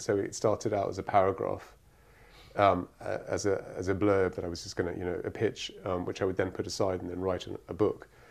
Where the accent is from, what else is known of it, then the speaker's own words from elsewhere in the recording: Cyprus; moved away; I grew up in Cyprus